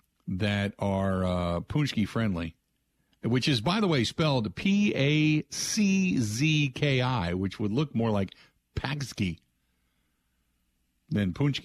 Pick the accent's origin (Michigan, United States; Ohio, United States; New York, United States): Ohio, United States; Cincinnati; now in Wisconsin, United States; when I grew up in Cincinnati.